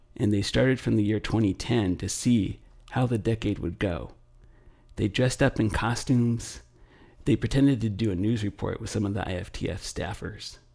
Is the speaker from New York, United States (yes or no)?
no; Los Angeles, California, United States; I grew up in Los Angeles